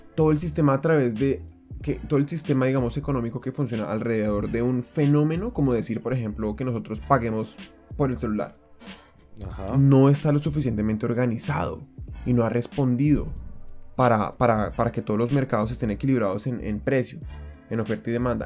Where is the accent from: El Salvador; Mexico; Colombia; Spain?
Colombia; now in Japan; en mi caso como colombiano, fue muy distinto cuando yo llegué acá y es que en Colombia estamos acostumbrados